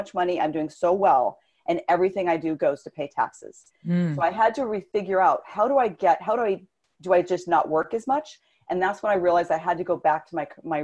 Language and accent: English; Southern California, United States; I grew up in Southern California